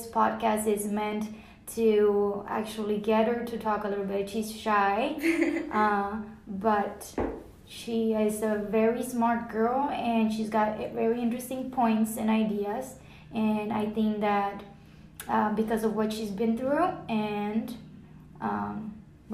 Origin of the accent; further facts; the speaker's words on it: Rio Grande Valley, south Texas, United States; moved away as an adult; now in Plano, United States; we came from the Rio Grande Valley, which is south Texas by the border with Mexico